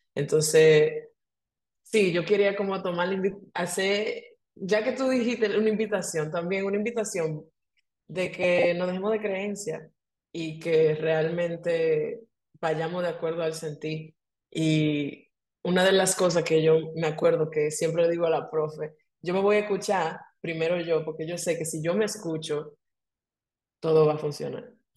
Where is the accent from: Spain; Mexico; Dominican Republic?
Dominican Republic; moved away as an adult; Yo soy dominicana, pero me mudé de Dominicana hace 11 años ya.